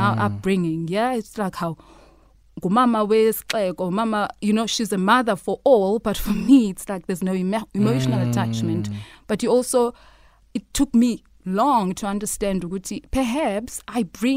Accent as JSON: {"language": "English", "country": "Lesotho", "tie": "born or raised there", "said": "She gave birth to me, and we settled in Lesotho"}